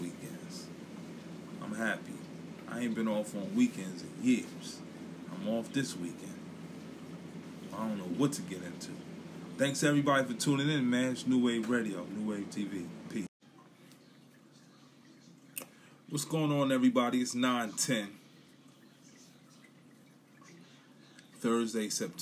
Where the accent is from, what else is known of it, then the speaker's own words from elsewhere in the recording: New York City, New York, United States; I'm from Brooklyn